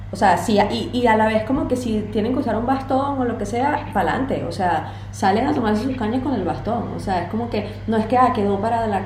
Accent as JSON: {"language": "Spanish", "country": "Venezuela", "said": "pero yo como venezolana hablo dando golpes"}